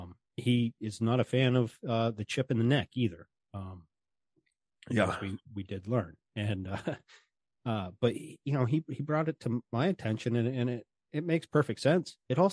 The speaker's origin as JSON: {"language": "English", "region": "Wisconsin", "country": "United States", "tie": "born or raised there", "said": "No. And I grew up in Wisconsin."}